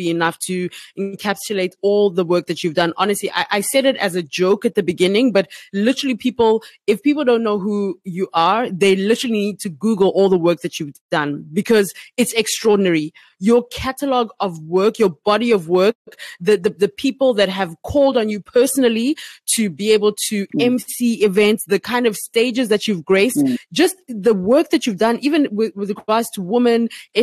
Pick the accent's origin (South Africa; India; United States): South Africa; moved away as an adult; also born or lived in Uganda; now in Ghana; being Ugandan, growing up in South Africa and living in South Africa and now being in Ghana